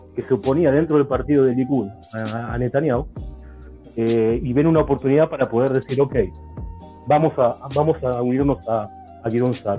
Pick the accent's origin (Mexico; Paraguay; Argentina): Argentina; Buenos Aires; moved away; Como argentino, argentino